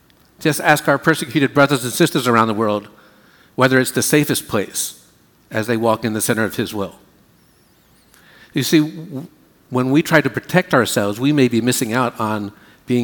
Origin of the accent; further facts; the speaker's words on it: United States; we Americans